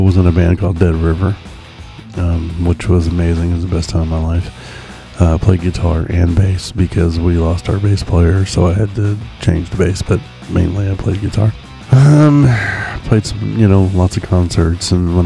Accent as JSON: {"language": "English", "town": "Oklahoma City", "region": "Oklahoma", "country": "United States", "tie": "born or raised there", "also_born_or_lived": "East Coast, United States", "said": "I live in Oklahoma City. I've lived here basically my whole life"}